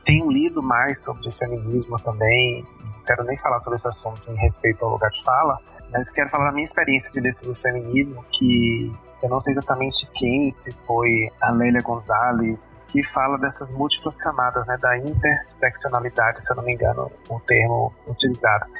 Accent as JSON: {"language": "Portuguese", "town": "Alagoinhas", "region": "Bahia", "country": "Brazil", "tie": "born or raised there", "moved": "as an adult", "lives_now": "Belo Horizonte, Brazil", "said": "eu sou de Alagoinhas, a cidade onde nasceu Jean Willis"}